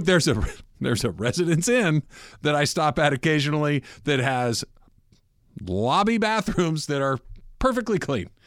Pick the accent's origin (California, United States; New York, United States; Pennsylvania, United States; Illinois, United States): California, United States; Los Angeles; I was born in Good Samaritan Hospital, which is about ten minutes from where we're standing right now, and have been almost all of my life in L